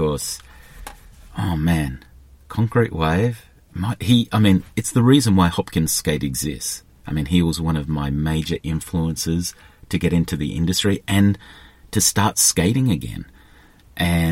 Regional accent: Australia; I'm Australian

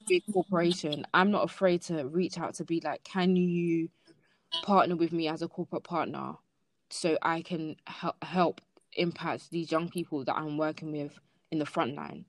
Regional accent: London, United Kingdom; I'm from Lambeth

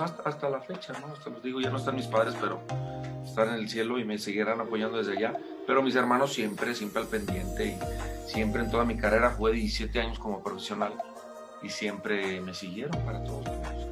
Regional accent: León, Guanajuato, Mexico; nací en León, Guanajuato

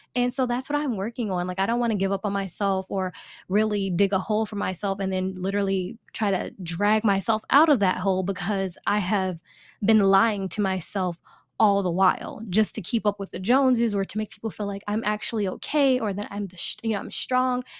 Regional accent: Chicago, Illinois, United States; I am a born and raised Chicago girl, South Side

